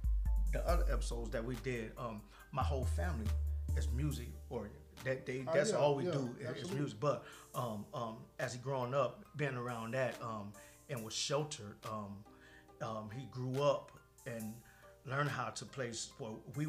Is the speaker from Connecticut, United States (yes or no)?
no; California, United States; now in Tennessee, United States; We're from California.